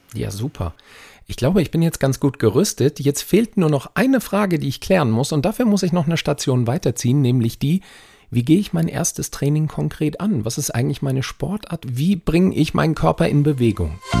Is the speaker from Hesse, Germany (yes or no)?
yes; Frankfurt am Main, Hesse, Germany; hier in meiner Heimatstadt Frankfurt am Main